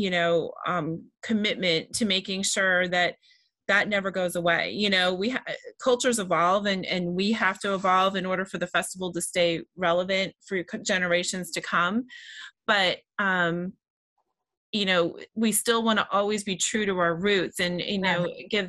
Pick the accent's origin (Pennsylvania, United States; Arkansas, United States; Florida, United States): Pennsylvania, United States; Berks County; I'm born and raised in Berks County